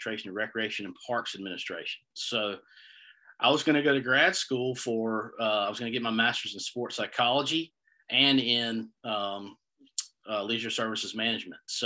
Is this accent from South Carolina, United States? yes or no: no; Greenville, North Carolina, United States; I'm from Greenville, North Carolina.